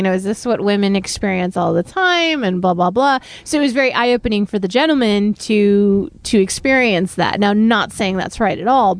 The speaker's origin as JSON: {"language": "English", "town": "Baldwin Park", "region": "California", "country": "United States", "tie": "born or raised there", "also_born_or_lived": "East Los Angeles / Montebello", "said": "I was raised in Baldwin Park, half the time in East LA, half the time in Montebello"}